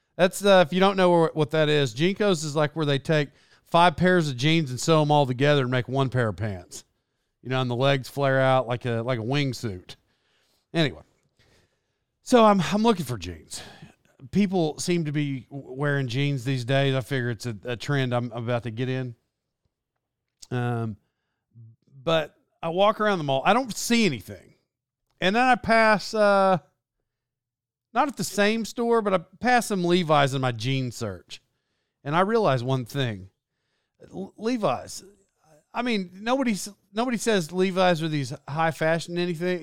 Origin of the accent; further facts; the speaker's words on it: Locust Grove, United States; moved away; I'm from Locust Grove originally